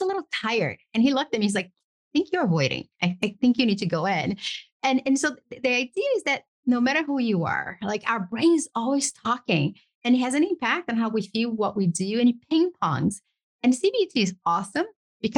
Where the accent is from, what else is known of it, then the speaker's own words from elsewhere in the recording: Brazil; now in United States; I grew up poor in Brazil, pursued the American dream, got to the US